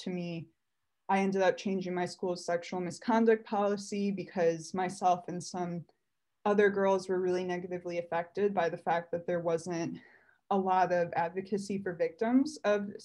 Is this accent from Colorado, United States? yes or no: no; Chicago, Illinois, United States; I'm from Chicago